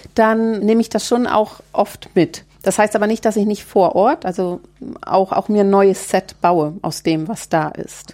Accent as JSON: {"language": "German", "region": "Baltic coast", "country": "Germany", "tie": "born or raised there", "moved": "yes", "lives_now": "Märkische Schweiz, Germany", "said": "an der Ostsee, wo ich groß geworden bin"}